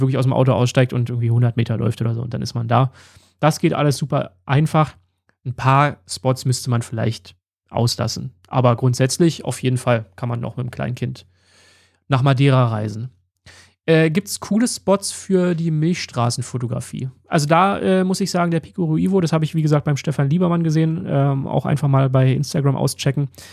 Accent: Berlin, Germany; Wir kommen ja beide aus Berlin

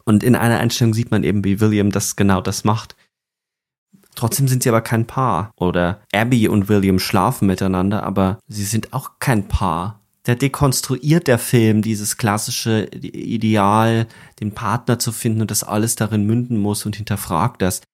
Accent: Upper Palatinate, Bavaria, Germany; wo ich aufgewachsen bin in Bayern, in der Oberpfalz

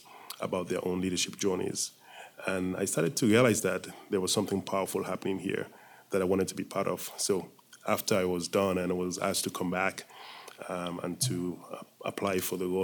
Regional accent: Sierra Leone; moved away as an adult; also born or lived in Atlanta, Georgia, United States / United States; I was born in Sierra Leone and left Sierra Leone in the early 70s to go to school in the U.S.

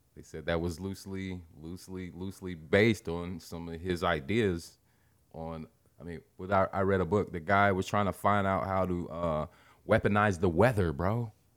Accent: Midwest, United States; We're from the Midwest.

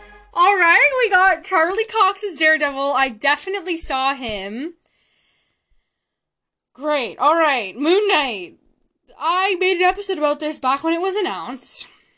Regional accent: Canada; I can respect that decision as a Canadian.

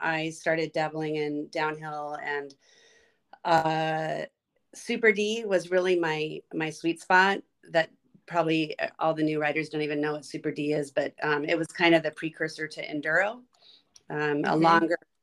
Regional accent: La Mesa, California, United States; also born or lived in Ocean Beach, San Diego / Chula Vista; I grew up in La Mesa, and I went to Monta Vista High School and San Diego State, and really never left

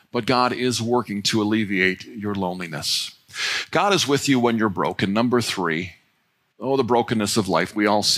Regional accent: North Royalton, Ohio, United States; We grew up on Bennett Road right over here in North Royalton

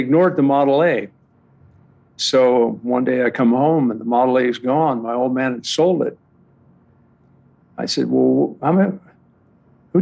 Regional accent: Los Angeles, California, United States; I'm from Southern California. I grew up here. I was born here. I used to be proud to say I was born in Hollywood

